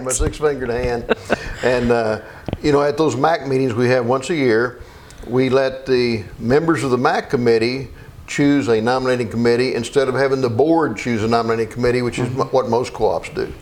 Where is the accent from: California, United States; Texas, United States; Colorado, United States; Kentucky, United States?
Kentucky, United States; Meade County, near Brandenburg; also born or lived in Elizabethtown, Kentucky; I was born in Meade County over near Brandenburg